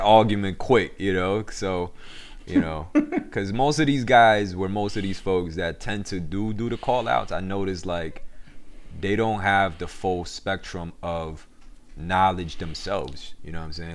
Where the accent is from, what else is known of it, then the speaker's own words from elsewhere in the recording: New York City, New York, United States; also born or lived in Korea / Elmhurst / Flushing; when I came to America in ninety-eight, and, um, I, I grew up, you know, I grew up in Queens ever since then